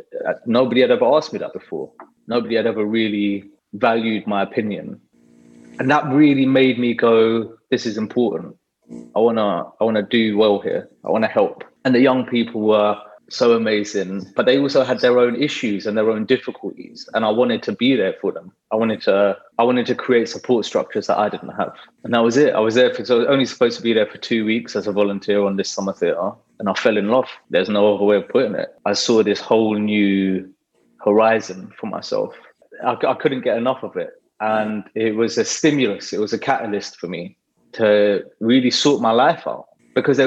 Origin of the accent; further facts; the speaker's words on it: London, United Kingdom; I grew up in Haringey in the 80s and 90s.